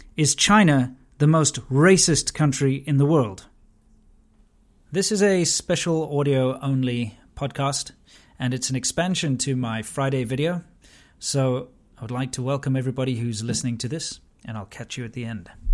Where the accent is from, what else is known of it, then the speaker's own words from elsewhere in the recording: South Africa; I grew up in South Africa during the abolishment of apartheid